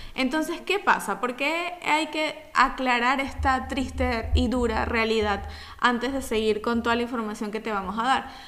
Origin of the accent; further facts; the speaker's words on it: Venezuela; now in Italy; como buenos venezolanos que somos